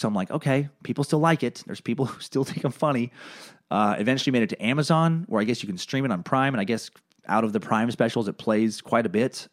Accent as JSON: {"language": "English", "town": "Riggins", "region": "Idaho", "country": "United States", "moved": "yes", "said": "I was this kid from Riggins"}